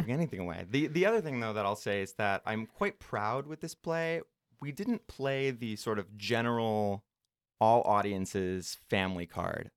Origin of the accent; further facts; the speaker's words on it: Minneapolis, Minnesota, United States; I am from the Twin Cities, Saint Paul, Minneapolis, Minnesota.